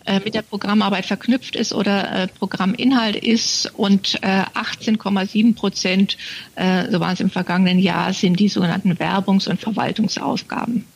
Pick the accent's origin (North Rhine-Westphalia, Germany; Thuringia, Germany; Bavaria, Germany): Bavaria, Germany; Munich; moved away as an adult; also born or lived in Tanzania; ich bin geborene Münchnerin